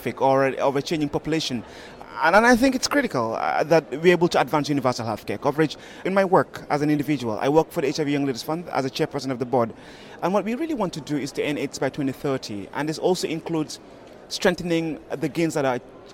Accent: Gambia; I'm from the Gambia

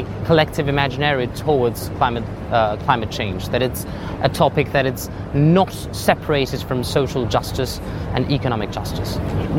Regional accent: Buenos Aires, Argentina; English is a second language; My message to world leaders as Argentinian, I'm from Buenos Aires, I'm from a country that right now has near it's half of the, of its population in poverty.

